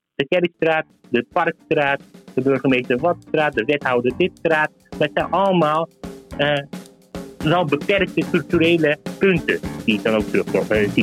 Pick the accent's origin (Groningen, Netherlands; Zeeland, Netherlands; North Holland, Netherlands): North Holland, Netherlands; Zaandam; also born or lived in Turkey; Ik heb 30 jaar in Zandam gewoond en ik heb nu een topfunctie bij een heel mooi groot bedrijf. En ik, heb, ik ben opgegroeid in Vijfhoek, in de Poelenburg.